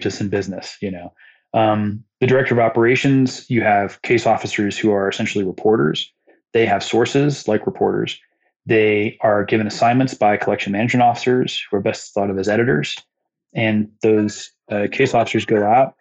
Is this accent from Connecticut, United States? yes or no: no; Muncie, Indiana, United States; Muncie, Indiana, like some small place where it's like, that's not that big of a deal. It's my hometown